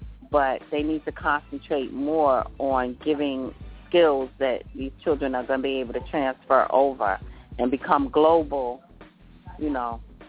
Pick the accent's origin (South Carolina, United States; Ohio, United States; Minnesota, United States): Ohio, United States; Youngstown; born there; Because I was born in Youngstown, Ohio, and so was my sister. My parents came there to New York from Ohio.